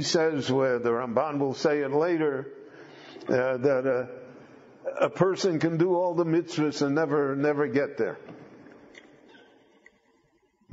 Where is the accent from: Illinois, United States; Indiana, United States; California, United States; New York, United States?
Illinois, United States; Chicago; When I grew up in Chicago, I knew maybe five families that owned their own home.